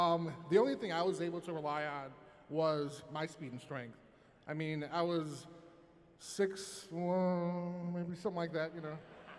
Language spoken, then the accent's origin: English; Chicago, Illinois, United States; Growing up in Chicago